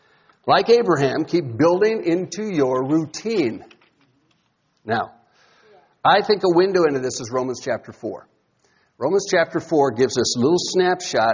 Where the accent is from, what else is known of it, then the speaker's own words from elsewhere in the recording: Iowa, United States; I grew up in Iowa